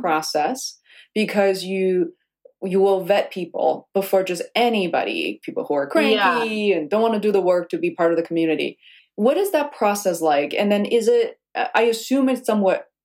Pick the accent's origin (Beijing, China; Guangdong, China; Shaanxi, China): Beijing, China; moved away; I'm originally from Beijing, China